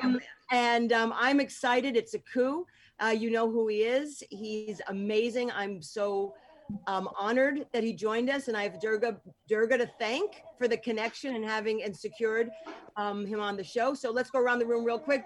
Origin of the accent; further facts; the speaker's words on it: Hoboken, New Jersey, United States; also born or lived in North Bergen, New Jersey; I grew up in like Hoboken